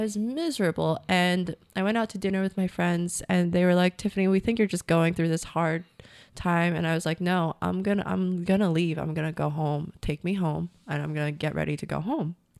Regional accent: United States; moved away as an adult; now in Vietnam; I'm an American

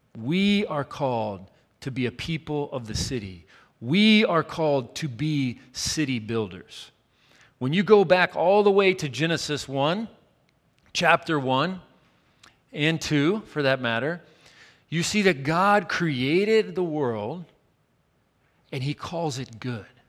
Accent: Chattanooga, Tennessee, United States; moved away; The city for me in my hometown was down the mountain in Chattanooga, Tennessee

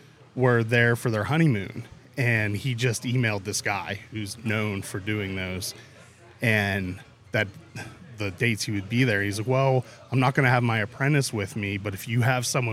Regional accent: Pittsburgh, Pennsylvania, United States; moved away; I grew up in Pittsburgh

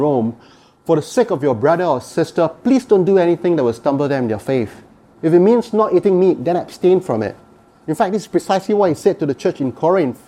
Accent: Singapore; now in Canada; I come from Singapore.

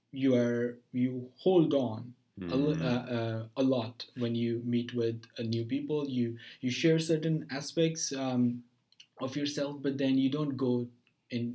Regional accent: Pakistan; moved away as an adult; now in United States; I'm from Pakistan.

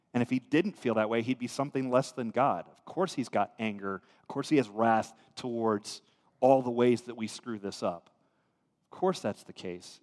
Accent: United States

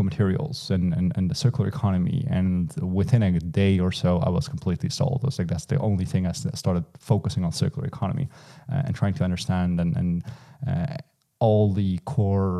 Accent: eastern Netherlands, Netherlands; I grew up in the Eastern Netherlands

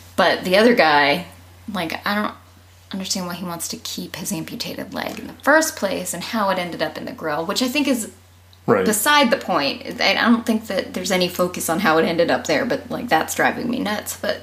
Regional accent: Massachusetts, United States; When I was growing up in Massachusetts, I lived in a pretty sheltered home

